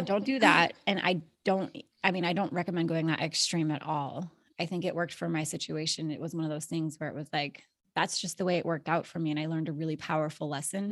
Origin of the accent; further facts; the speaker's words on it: Alaska, United States; moved away as an adult; I was born and raised in Alaska